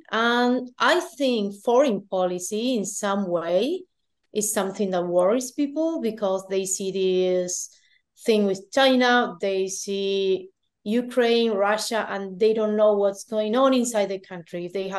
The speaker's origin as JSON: {"language": "English", "country": "Argentina", "said": "I was going from Argentina."}